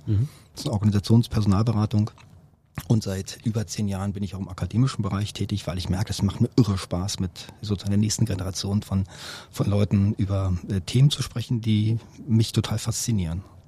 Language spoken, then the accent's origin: German; Berlin, Germany; Bin hier geboren, aufgewachsen